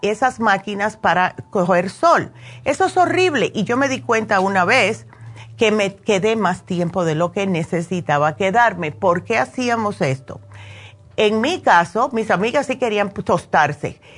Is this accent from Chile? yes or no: no; New Jersey, United States; moved away; yo me crié en New Jersey